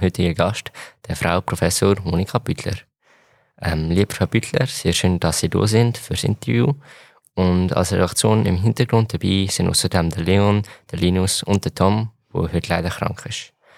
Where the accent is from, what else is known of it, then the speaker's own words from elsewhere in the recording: Aarau, Aargau, Switzerland; ich bin auch von Aarau